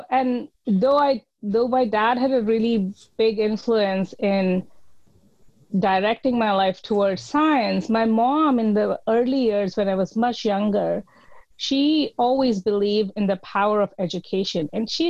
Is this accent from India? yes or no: yes; India; Yes. I grew up in the Indian Army, and I was strongly influenced by my parents and what was familiar to me.